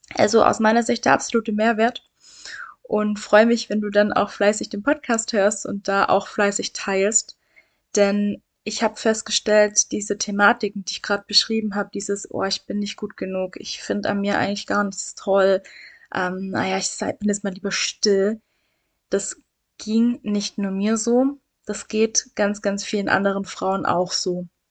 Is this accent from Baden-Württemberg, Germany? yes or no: yes; Swabia, Baden-Württemberg, Germany; ich komme aus dem Schwaberländle, hört man